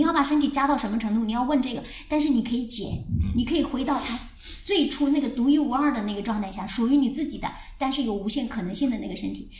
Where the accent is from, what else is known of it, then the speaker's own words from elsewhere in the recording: Anhui, China; moved away as an adult; 我是从安徽来的